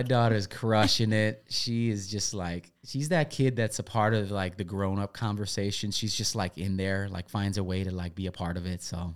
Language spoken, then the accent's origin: English; Milwaukee, Wisconsin, United States; moved away; I grew up in Milwaukee, Wisconsin